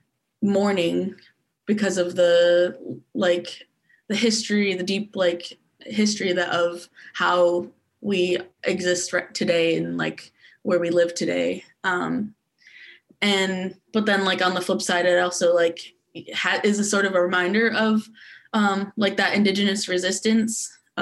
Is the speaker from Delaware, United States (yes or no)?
no; Grand Haven, Michigan, United States; also born or lived in Arizona; we moved to Grand Haven when I was younger, and throughout my whole like K through 12 experience